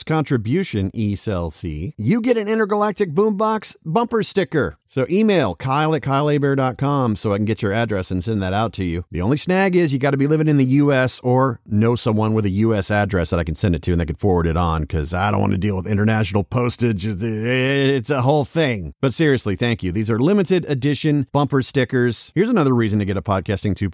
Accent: Louisiana, United States; Cajun French, actually. I'm from Louisiana

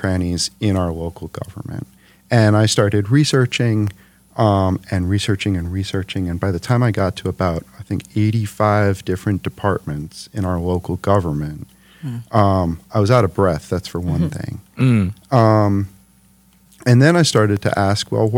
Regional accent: New York City, New York, United States; moved away as an adult; now in Detroit, United States; New York City originally, New York City. Brooklyn.

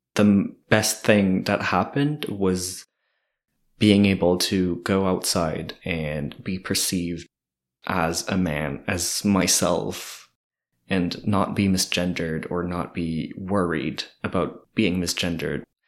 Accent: Kedgewick, New Brunswick, Canada; moved away as an adult; also born or lived in Edmundston; now in Moncton, Canada; I'm originally from Kedgewick. I lived in Edmundston a bit for a couple of years, and then I moved here in Moncton this summer

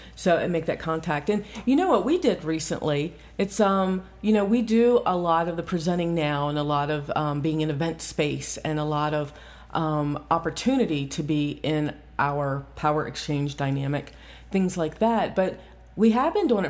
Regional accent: Central Ohio, United States; I'm from Central Ohio

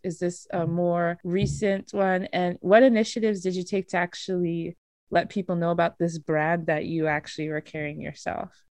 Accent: Nigeria; as a Nigerian

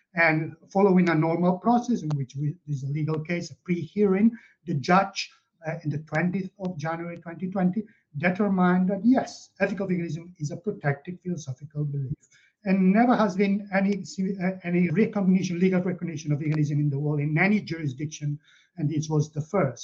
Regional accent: Catalonia, Spain; moved away as an adult; also born or lived in Barcelona; now in United Kingdom; I'm originally from Catalonia and I live in the UK, but I grew up there.

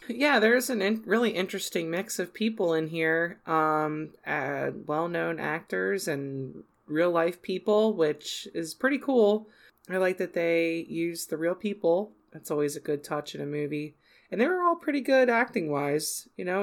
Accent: Southern New Jersey, United States; also born or lived in Philadelphia; growing up in South New, Southern New Jersey, like, twenty minutes away from Philadelphia

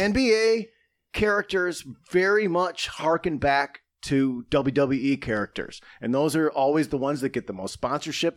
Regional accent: Saginaw, Michigan, United States; my hometown of Saginaw, Michigan

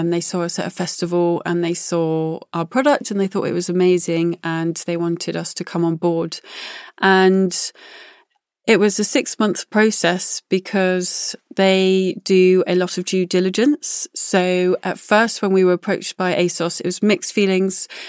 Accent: Glastonbury, South West England, United Kingdom; I was born outside Glastonbury, so growing up and going to festivals has always been something that I've done

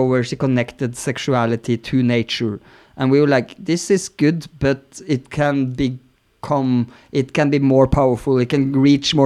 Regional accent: Norway; moved away as an adult; also born or lived in Berlin; growing up in Norway

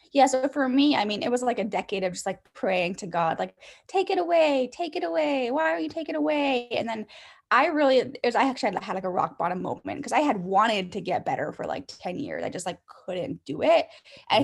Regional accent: Canada; I'm Canadian, so I was in elementary school until grade seven, and then we went to high school in grade eight.

